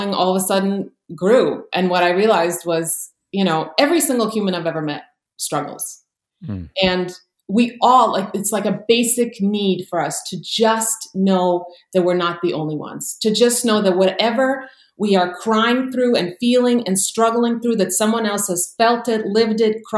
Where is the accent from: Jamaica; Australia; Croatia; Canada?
Croatia; now in United States; But born and raised in Croatia, and then my family immigrated to the U.S. during the war there.